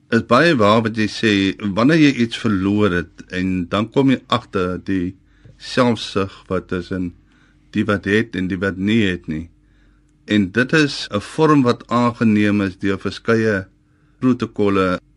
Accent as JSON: {"language": "Afrikaans", "area": "West Coast", "region": "Western Cape", "country": "South Africa", "said": "Ek is van Velde op die Weskus."}